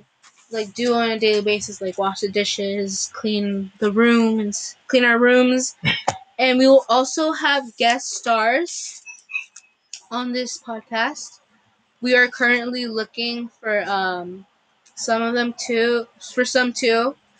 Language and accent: English; Los Angeles, California, United States; I'm from Los Angeles, California.